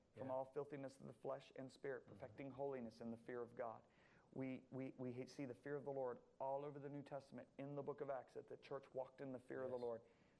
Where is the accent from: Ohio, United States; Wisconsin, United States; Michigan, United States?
Michigan, United States; Whitehall; I was raised in Whitehall, Michigan, 15 minutes away.